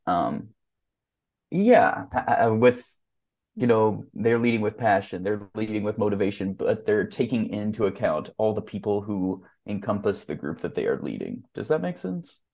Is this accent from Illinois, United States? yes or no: yes; Mattoon, Illinois, United States; my hometown of Mattoon, Illinois